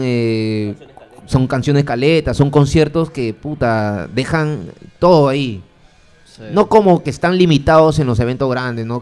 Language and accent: Spanish; Piura, Peru; now in Lima, Peru; yo soy de Piura